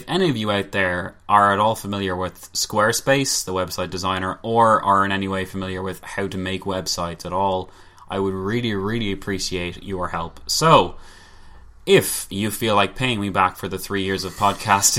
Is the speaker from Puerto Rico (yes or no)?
no; Ireland; we are Irish